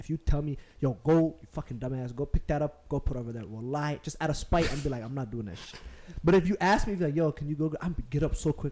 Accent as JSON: {"language": "English", "town": "Minneapolis", "region": "Minnesota", "country": "United States", "tie": "born or raised there", "said": "the way I was raised and like, I grew up in Cedar"}